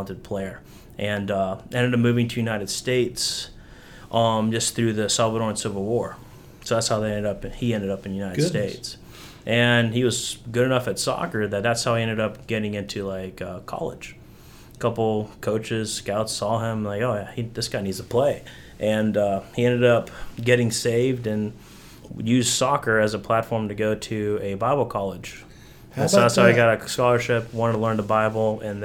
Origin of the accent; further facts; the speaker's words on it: Spain; moved away; also born or lived in Tennessee / North Carolina; I grew up in Spain